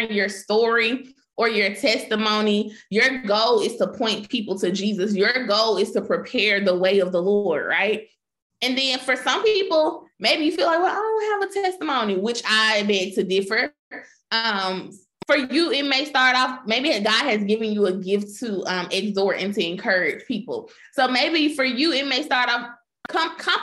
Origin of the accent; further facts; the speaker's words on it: Memphis, Tennessee, United States; I grew up in Memphis